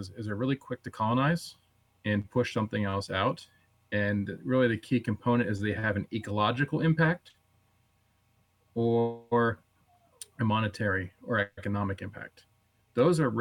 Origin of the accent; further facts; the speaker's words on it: North Central Pennsylvania, United States; I grew up in North Central Pennsylvania, kind of in the portion of they consider the Pennsylvania Wilds now